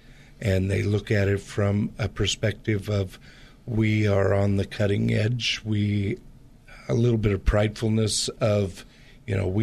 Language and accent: English; Portland, Pacific Northwest, United States; I grew up in the Pacific Northwest, which has a lot of the same type of culture in the Portland area as the Bay Area does.